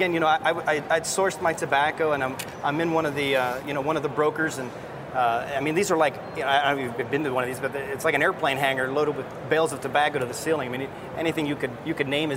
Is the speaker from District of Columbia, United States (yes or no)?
no; Pennsylvania, United States; my home state, and throwing some Pennsylvania